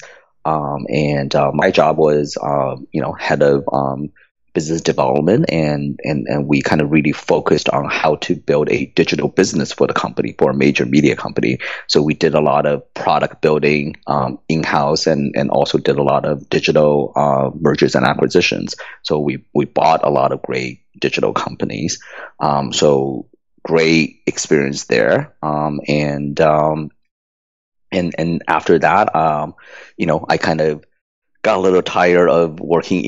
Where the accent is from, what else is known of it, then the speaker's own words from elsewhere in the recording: Shanghai, China; moved away; I was born in communist China. I grew up in Shanghai, and you know, in kind of the 80s, I was going through school in Shanghai